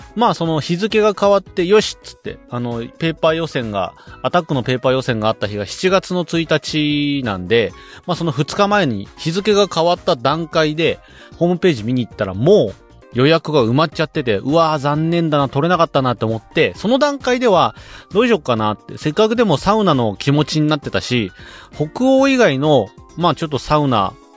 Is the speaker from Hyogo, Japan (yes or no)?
no; Saitama, Japan; 僕埼玉県民です